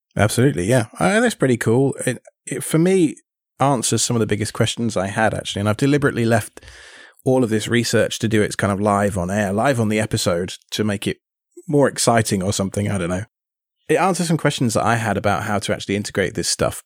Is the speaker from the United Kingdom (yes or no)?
yes; England, United Kingdom; now in United States; living in the States and being British